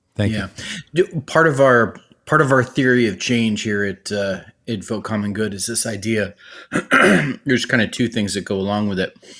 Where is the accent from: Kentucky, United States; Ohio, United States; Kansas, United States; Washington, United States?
Ohio, United States; Cleveland; I was born and raised in Cleveland, Ohio.